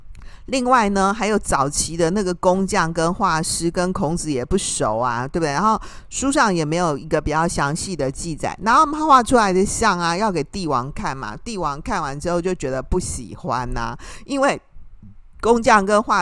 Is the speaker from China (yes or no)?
no; Taiwan; 我们台湾人实在是太爱拜拜，没有一尊那个昂阿森啊的偶人，你会觉得怪怪的，感觉拜不下去